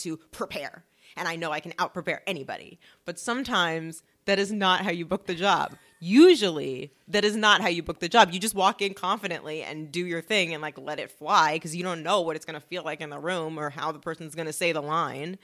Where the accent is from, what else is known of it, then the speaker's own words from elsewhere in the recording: Los Angeles, California, United States; I'm from LA. So I grew up around the whole acting everything.